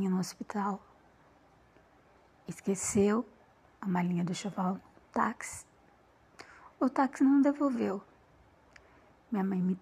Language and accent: Portuguese; Porto Alegre, Rio Grande do Sul, Brazil; born there; eu posso dizer que tudo começou em Porto Alegre, no ano de 1967, onde eu nasci.